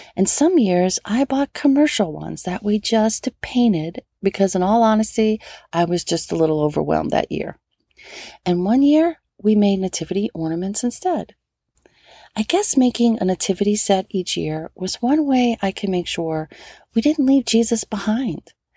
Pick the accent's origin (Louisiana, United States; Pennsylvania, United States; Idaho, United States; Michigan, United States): Louisiana, United States; New Orleans; now in Southern California, United States; growing up in New Orleans